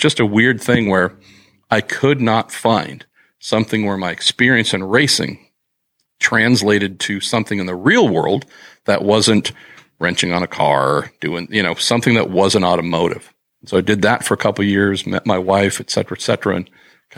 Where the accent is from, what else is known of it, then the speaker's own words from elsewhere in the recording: San Francisco Bay Area, California, United States; growing up in the Bay Area is a pretty amazing thing